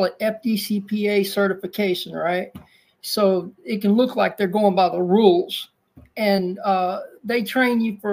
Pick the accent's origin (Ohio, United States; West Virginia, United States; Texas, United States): Texas, United States; Dacus; also born or lived in Houston, Texas; I was raised in a small country town called Dacus, Texas